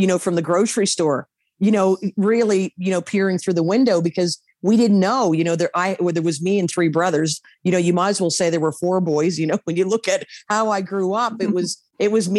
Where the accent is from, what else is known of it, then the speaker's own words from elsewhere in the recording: East Coast, Canada; moved away; growing up on the East Coast